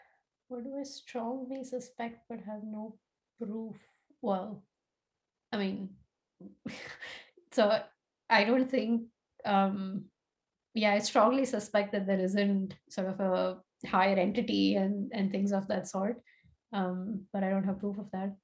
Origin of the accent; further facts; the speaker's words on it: Tulsa, Oklahoma, United States; born there; And I was born in Tulsa, Oklahoma, which I imagine would be very surprising to a lot of people based on how I look and talk and so on.